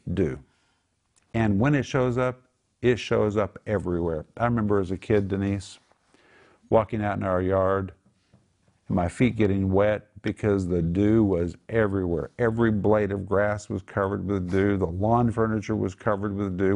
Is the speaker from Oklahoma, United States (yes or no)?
yes; Oklahoma, United States; we grew up in Oklahoma